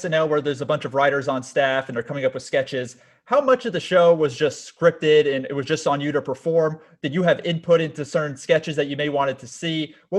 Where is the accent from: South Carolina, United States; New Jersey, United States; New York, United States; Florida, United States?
Florida, United States; I'm from South Florida as well, so I have an affinity towards Florida